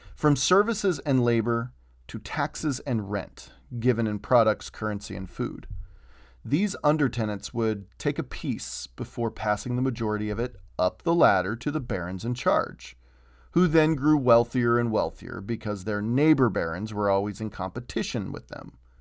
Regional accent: United States

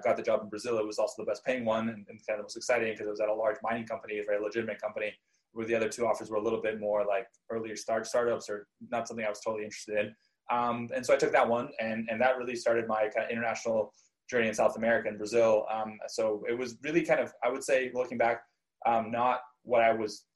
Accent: Vancouver, British Columbia, Canada; moved away as an adult; also born or lived in Krasnoyarsk, Russia / Israel / Ithaca, New York; I moved from Vancouver to Ithaca, New York

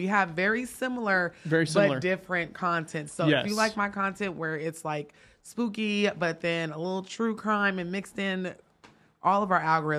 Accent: Sacramento, California, United States; I'm not from LA. I'm from Sacramento.

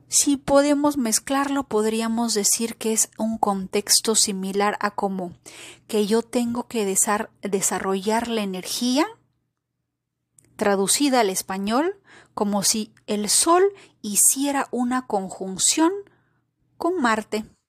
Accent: Peru; el caso de Perú, por ejemplo, que es mi, país, mi patria, donde yo nací

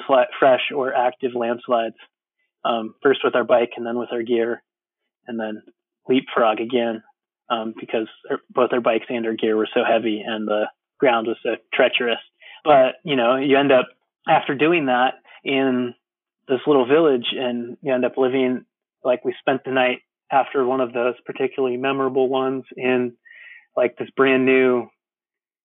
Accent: California, United States; I'm from California, but I'm not blonde and I'm not a surfer

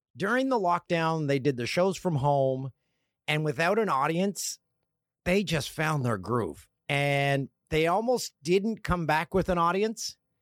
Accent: Peterborough, Ontario, Canada; my hometown of Peterborough

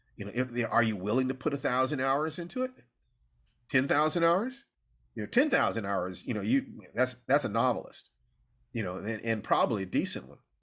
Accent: Los Angeles, California, United States; I was born in Los Angeles

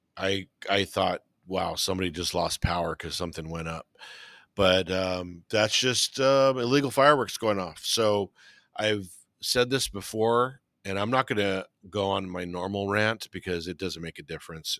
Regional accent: Whittier, California, United States; I grew up in West Whittier

